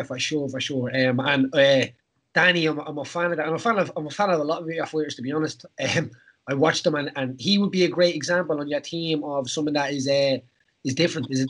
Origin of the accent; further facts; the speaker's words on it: Ireland; As an Irishman